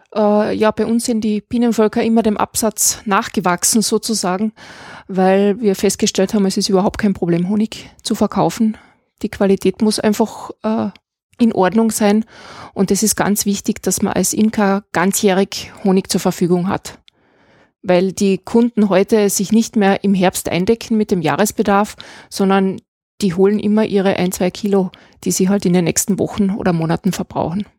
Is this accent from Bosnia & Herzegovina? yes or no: no; Klagenfurt, Carinthia, Austria; also born or lived in Graz; now in Moosburg, Austria; ich bin in Klagenfurt geboren. wir sind dann auf eine kleine Landwirtschaft nach Moosburg gezogen